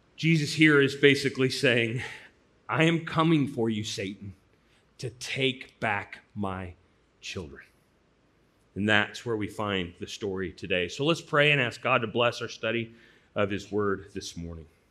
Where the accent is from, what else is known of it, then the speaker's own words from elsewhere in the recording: St. Louis, Missouri, United States; Growing up in Saint Louis, when I was a young boy